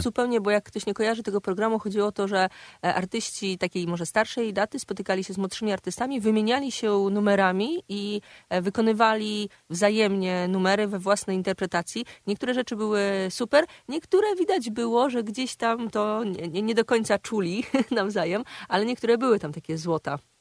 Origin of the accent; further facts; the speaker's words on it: Kraśnik, Lublin Voivodeship, Poland; now in Warsaw, Poland; mojego kraśnika rodzinnego